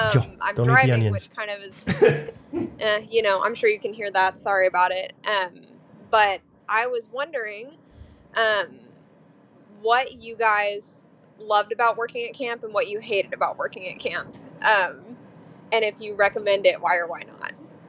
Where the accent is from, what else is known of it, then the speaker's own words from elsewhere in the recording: Nashville, Tennessee, United States; now in Ohio, United States; I'm from Nashville. I live in Ohio right now.